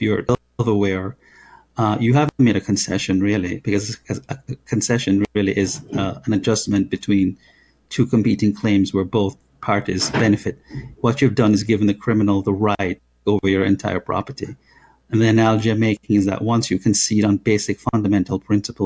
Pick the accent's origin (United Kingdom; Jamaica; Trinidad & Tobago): Jamaica; moved away as an adult; now in United States; I came to America at the age of 20 and from Jamaica.